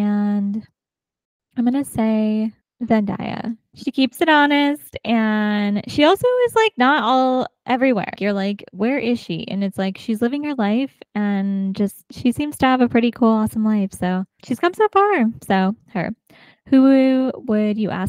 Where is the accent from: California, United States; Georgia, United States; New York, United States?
California, United States; Rancho Cucamonga; Southern California. Ranch Cucamonga was most of my like upbringing, and it's an hour outside of, hour east of Los Angeles.